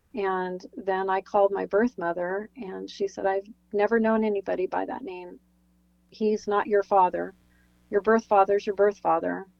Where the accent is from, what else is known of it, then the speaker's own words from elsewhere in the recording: New Jersey, United States; also born or lived in California; We moved to New Jersey. We lived in a tiny little town.